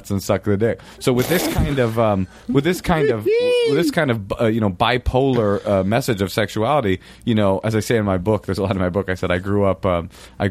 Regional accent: Oakland, California, United States; I grew up in Oakland

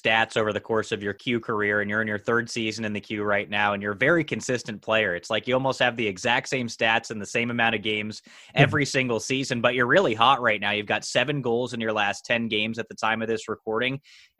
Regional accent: United States; I'm from the United States

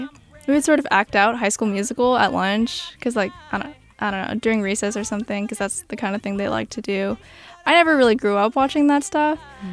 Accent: California, United States; I was born here, and my parents were both born and raised in the Philippines.

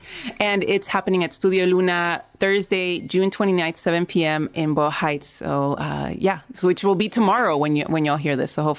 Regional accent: Mexico City, Mexico; now in Los Angeles, United States; I'm originally from Mexico City, and I got to live there for 2 years before I moved back to LA a few months ago.

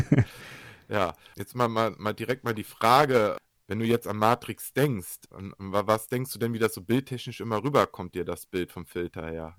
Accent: Germany; bei uns in Deutschland

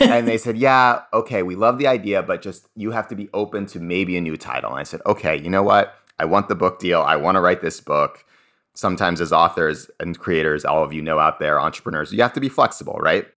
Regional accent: Cambridge, Massachusetts, United States; I grew up in Cambridge, Massachusetts.

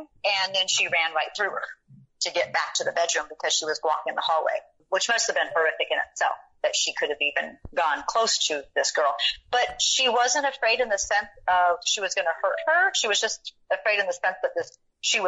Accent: San Diego, California, United States; I'm from San Diego, so I know Tijuana because I used to go down there as a teenager

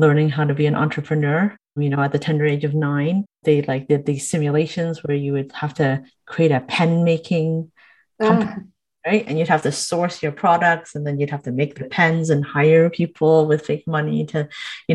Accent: Niagara Falls, Ontario, Canada; I'm a Canadian born, I guess, Chinese woman who grew up in Niagara Falls and haven't strayed very far from where I grew up

